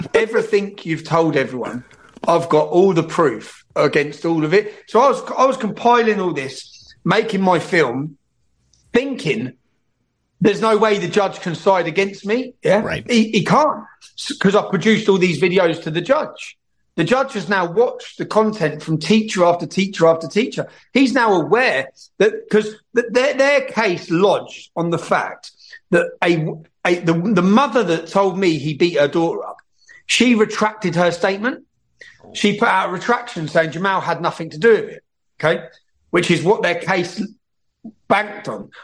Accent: Luton, East of England, United Kingdom; moved away as an adult; growing up in Luton

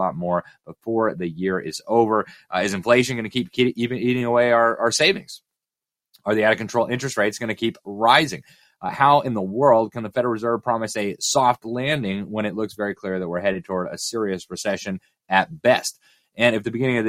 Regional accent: Florida, United States; my home state of Florida

